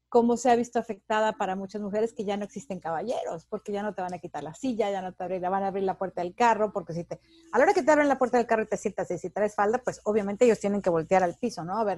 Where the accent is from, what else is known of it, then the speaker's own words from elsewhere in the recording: Mexico; yo que soy mexicana, en México, que estabas acostumbrada a ver a los compañeros de trabajo